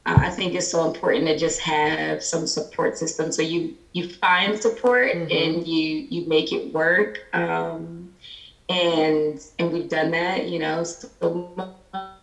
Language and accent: English; right outside of Philadelphia, Pennsylvania, United States; also born or lived in North Carolina; now in Georgia, United States; I'm originally from Pennsylvania, right outside of Philly. So grew up there and then moved to North Carolina